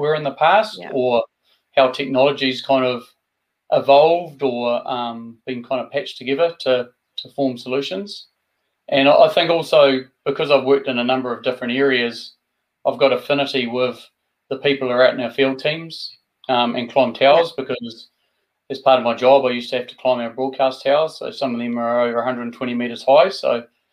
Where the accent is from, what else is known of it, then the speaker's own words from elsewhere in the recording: Invercargill, Southland, New Zealand; also born or lived in West Auckland, New Zealand; I was brought up in West Auckland and then migrated down to the deep south of Invercargill. So that's where I spent my schooling years